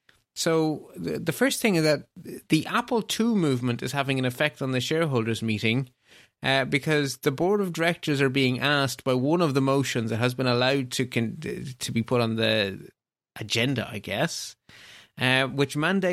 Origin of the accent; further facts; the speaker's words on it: Belgium; My home country of Belgium is in the same boat.